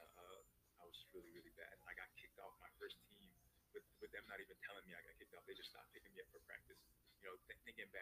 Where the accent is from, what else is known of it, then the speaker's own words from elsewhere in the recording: New York City, New York, United States; I was born in Bronx, New York